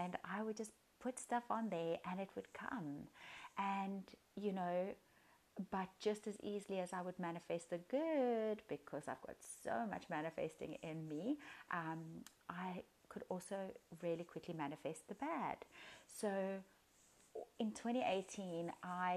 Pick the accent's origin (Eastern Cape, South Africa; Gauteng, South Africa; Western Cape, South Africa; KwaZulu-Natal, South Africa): Western Cape, South Africa; Cape Town; I am from Cape Town, South Africa.